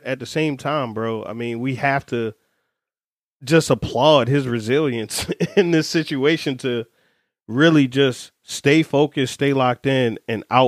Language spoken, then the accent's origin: English; Baltimore, Maryland, United States; Growing up in Baltimore